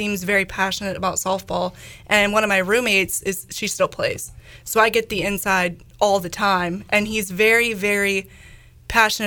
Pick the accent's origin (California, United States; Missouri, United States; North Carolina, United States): North Carolina, United States; Charlotte; moved away as an adult; now in Greenville, United States; I'm from Charlotte, so 4 hours away